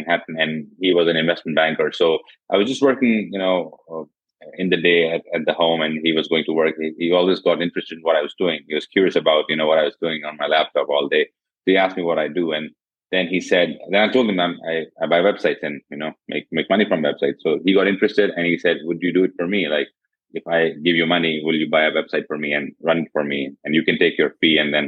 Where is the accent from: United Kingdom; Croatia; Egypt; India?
India; also born or lived in Jodhpur, Rajasthan; I'm from India. I'm based in a city called Jodhpur in India